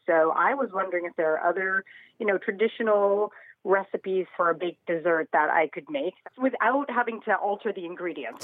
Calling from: Portland, Oregon, United States; I am calling from Portland, Oregon

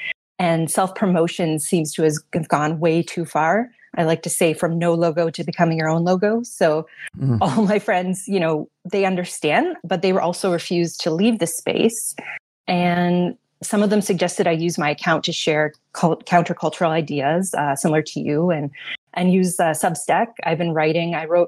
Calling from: Toronto, Ontario, Canada; I'm joining you from Toronto today.

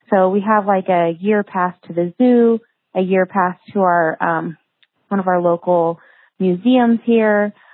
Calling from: Boise, Idaho, United States; I am from Boise, Idaho.

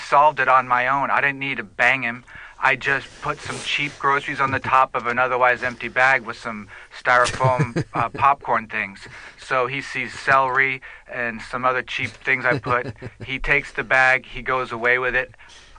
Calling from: Saskatchewan, Canada; I'm calling from Saskatchewan, Canada.

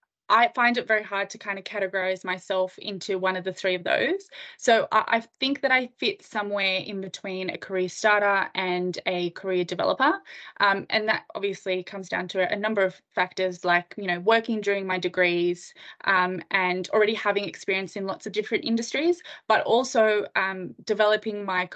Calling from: Sydney, New South Wales, Australia; I'm dialing in from Sydney, Australia, so I'm very excited to have a chat to you.

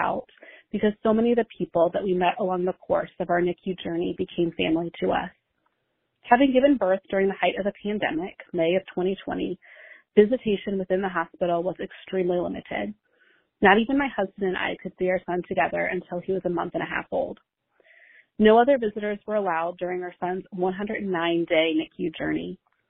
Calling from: Mason, Ohio, United States; I'm calling from Mason, Ohio.

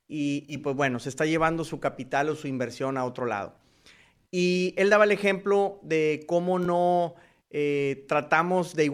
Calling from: Houston, Texas, United States; de US Marketer y nuevamente los saludo desde Houston, Texas.

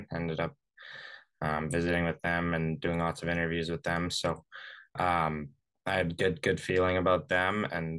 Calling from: Vancouver, British Columbia, Canada; I'm from calling you from Vancouver today. I just got home.

